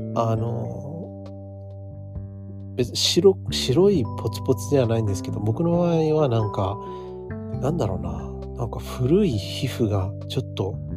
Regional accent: United States; now in Japan; アメリカ人として、アメリカで育って

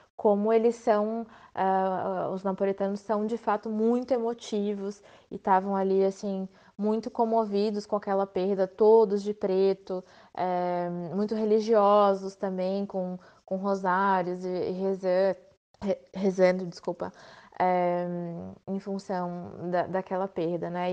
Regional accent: Itajaí, Santa Catarina, Brazil; also born or lived in Blumenau; eu sou de Itajaí. Apesar de ter nascido em Blumenau, eu me criei em Itajaí.

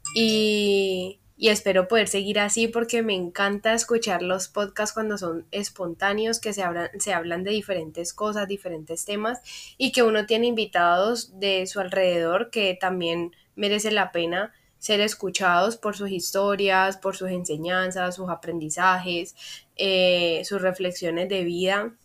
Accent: Cali, Valle del Cauca, Colombia; soy caleña, colombiana, a mucho orgullo

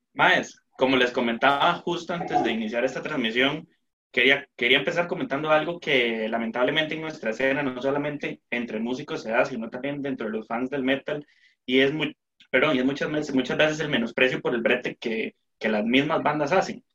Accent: Costa Rica

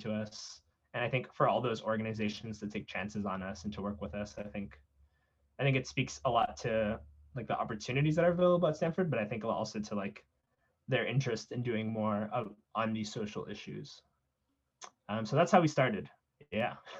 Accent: South San Francisco, California, United States; I grew up in South San Francisco

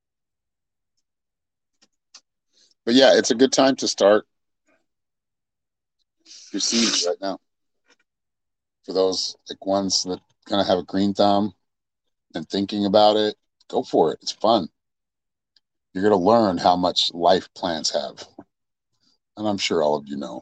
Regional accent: Utah, United States; growing up in Utah

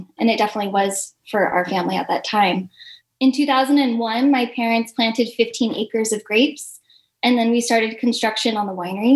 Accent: Placerville, California, United States; also born or lived in Huntington Beach, California; My parents moved our family in the year 2000 up to Placerville, which is in Northern California

